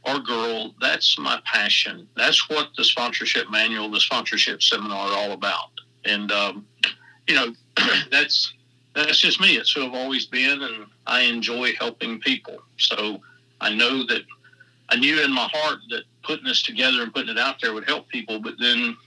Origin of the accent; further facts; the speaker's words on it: Georgia, United States; also born or lived in Charlotte, North Carolina; I'm from Georgia